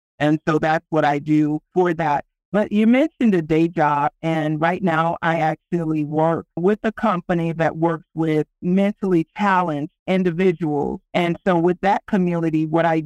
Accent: Texas, United States; now in Colorado, United States; I'm from Texas

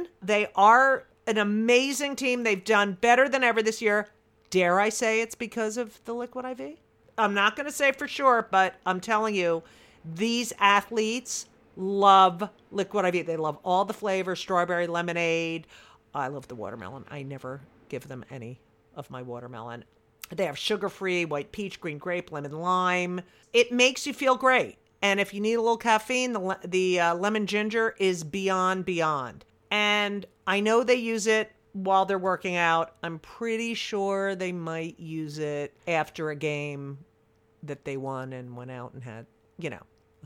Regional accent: New Jersey, United States; my hometown paper, the Star Ledger

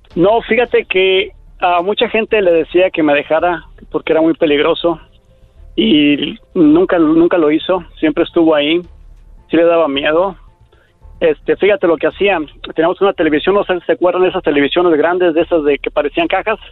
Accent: Mexico; moved away; me tuve que ir a México

